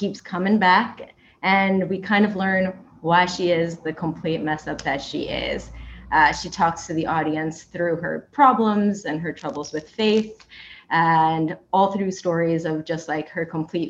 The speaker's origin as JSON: {"language": "English", "town": "Miami", "region": "Florida", "country": "United States", "moved": "yes", "lives_now": "New York, United States", "said": "Yeah, I actually hail from Miami, but I am stationed in New York at the moment."}